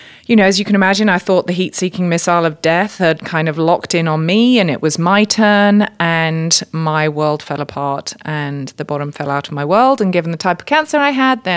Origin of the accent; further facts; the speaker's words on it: United Kingdom; now in United States; I just need to open my mouth for people to know that I'm not from around here. So yes, I'm a Brit living here in the USA.